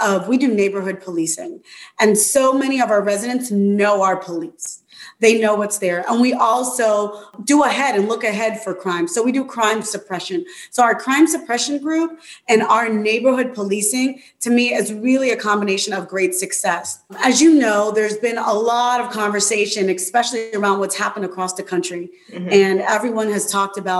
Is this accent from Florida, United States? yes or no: yes; Miami, Florida, United States; growing up in Miami